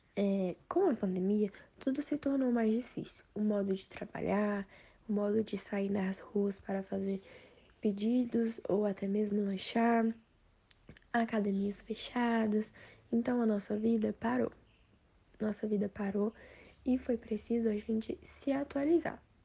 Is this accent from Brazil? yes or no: yes; Brasília, Federal District, Brazil; eu sou de Brasília DF